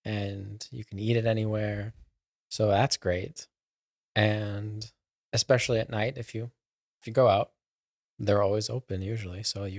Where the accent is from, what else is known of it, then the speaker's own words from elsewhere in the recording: Texas, United States; Cause I was from Texas.